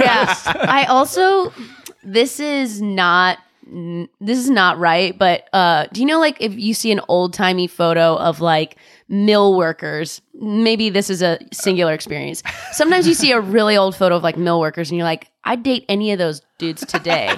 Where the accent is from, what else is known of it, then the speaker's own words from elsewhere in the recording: Orange County, California, United States; I'm from Orange County